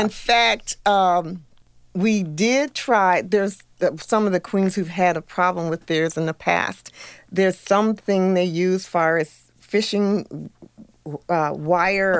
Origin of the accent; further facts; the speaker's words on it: Iowa, United States; now in Missouri, United States; I'm originally from Iowa